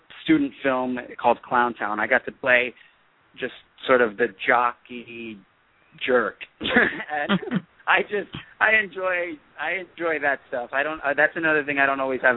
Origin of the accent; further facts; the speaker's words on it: East Coast, United States; moved away as an adult; also born or lived in New York; now in Los Angeles, United States; I'm from the East Coast originally